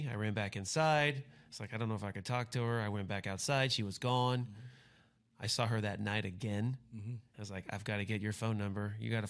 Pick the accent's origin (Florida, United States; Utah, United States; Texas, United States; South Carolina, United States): Texas, United States; Fort Worth; Fort Worth, Texas.